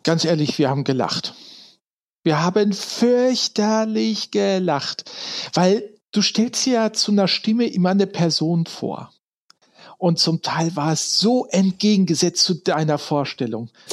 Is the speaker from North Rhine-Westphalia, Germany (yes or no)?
yes; Ruhr area, North Rhine-Westphalia, Germany; moved away as an adult; now in Frankfurt, Germany; Ursprünglich komme ich, äh, wenn die Hörer es kennen sollten, aus dem Ruhrgebiet, also da, wo ursprünglich mal die Kohle herkommt